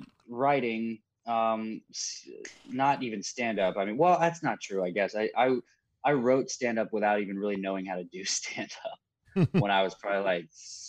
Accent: Eaton, Ohio, United States; also born or lived in Kettering; I was born in Kettering. Lived in Eaton.

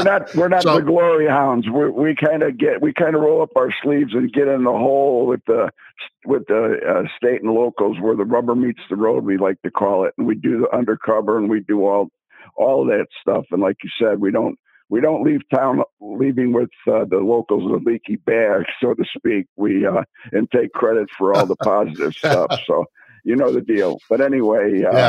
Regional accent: Chicago, Illinois, United States; moved away as an adult; also born or lived in Las Vegas; I grew up in Chicago on the South Side

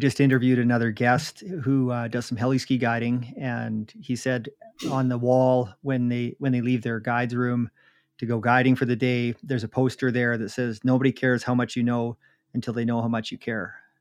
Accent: Jasper, Alberta, Canada; I grew up in Jasper

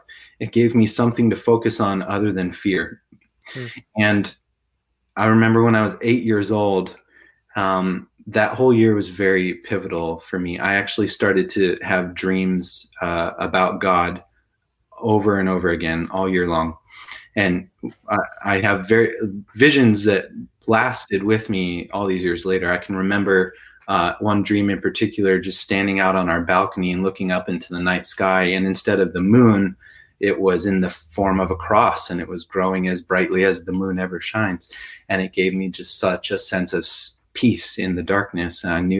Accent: Ridgefield, Connecticut, United States; also born or lived in Oregon; Yeah, in a small town in Connecticut called Ridgefield.

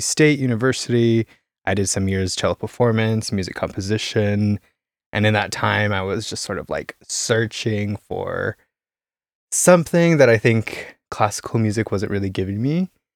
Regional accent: Caldwell, Idaho, United States; moved away as an adult; also born or lived in Boise, Idaho; now in Berlin, Germany; I come from Idaho, uh, a small town, uh, Caldwell, like twenty thousand people

